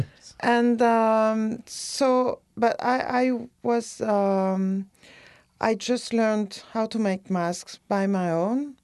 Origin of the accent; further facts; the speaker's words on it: near Bordeaux, Nouvelle-Aquitaine, France; also born or lived in West Indies / Paris; now in Chicago, United States; I grew up in a chalet near Bodo